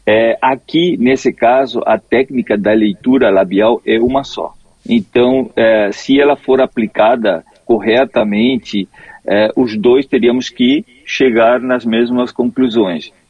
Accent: Corrientes, Argentina; Portuguese is a second language; now in Florianópolis, Brazil; Eu sou, eu sou de Corrientes, na, na Argentina, ah, e eu estou ah, morando aqui, aqui, aqui

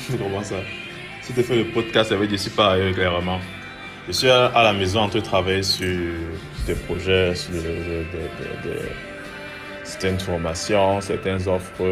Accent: Cameroon; je suis camerounais. Euh, J'habite au Cameroun.

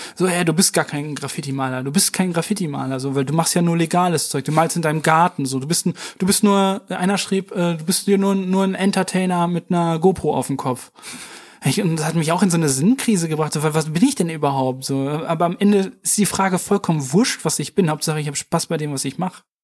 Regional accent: Warendorf, North Rhine-Westphalia, Germany; ich bin in, in Warendorf zur Schule gegangen aufs Mariengymnasium

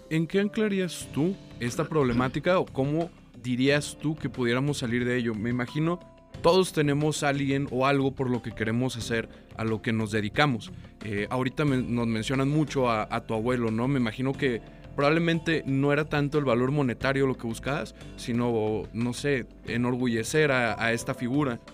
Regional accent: Torreón, Coahuila, Mexico; moved away; yo no soy de aquí, yo soy eh, de provincia, yo soy de Torreón del Norte

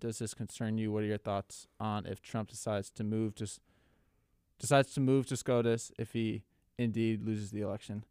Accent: Minnesota, United States; moved away; my home state of Minnesota

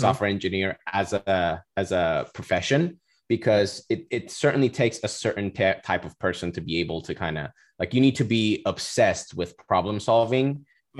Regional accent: Cyprus; moved away as an adult; now in Florida, United States; I'm originally from Cyprus. I was born and raised there. Went to high school all, all the way

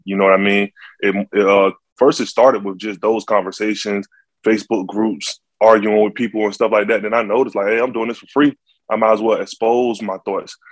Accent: Norfolk, Virginia, United States; I'm from Norfolk, Virginia

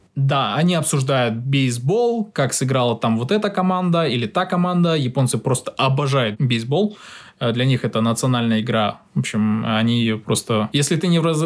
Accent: Kazakhstan; moved away as an adult; now in Japan; будучи еще э, студентом в Казахстане

